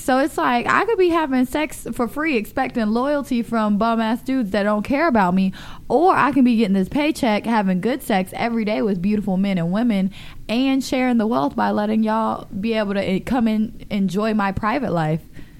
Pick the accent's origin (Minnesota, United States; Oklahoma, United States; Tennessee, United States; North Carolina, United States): North Carolina, United States; I'm from North Carolina.